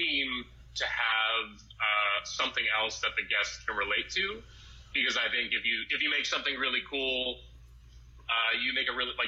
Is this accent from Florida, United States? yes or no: no; Boston, Massachusetts, United States; moved away as an adult; now in Los Angeles, United States; I am from Boston. I'm definitely like a foreigner when it comes to living